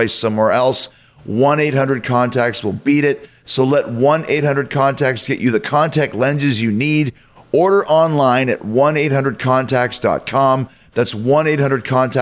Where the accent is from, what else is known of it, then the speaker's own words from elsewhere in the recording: Winnipeg, Manitoba, Canada; I'm from Canada